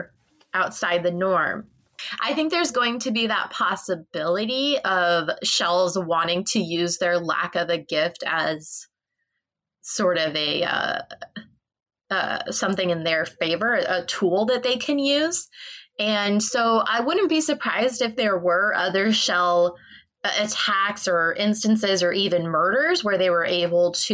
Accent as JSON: {"language": "English", "country": "United States", "said": "I'm from the States"}